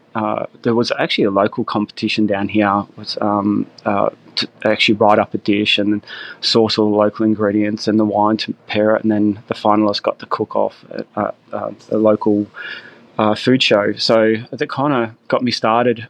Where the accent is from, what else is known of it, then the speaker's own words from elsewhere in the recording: Gippsland, Victoria, Australia; also born or lived in Melbourne; I grew up down here in Gippsland